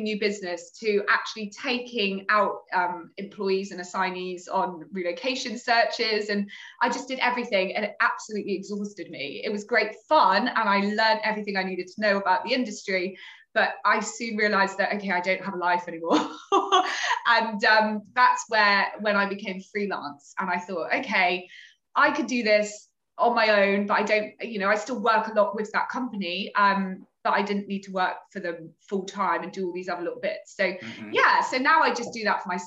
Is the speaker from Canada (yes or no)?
no; Torquay, South West England, United Kingdom; moved away as an adult; now in London, United Kingdom; I came to London when I was 18. I'm originally from Torquay in Devon.